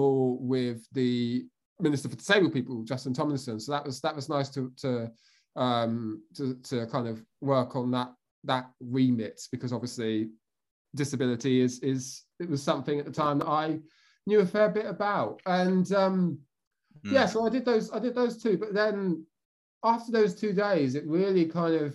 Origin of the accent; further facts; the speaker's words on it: Bedfordshire, East of England, United Kingdom; I'm from Bedfordshire, which is kind of East Anglia, kind of near Milton Keynes, that sort of area.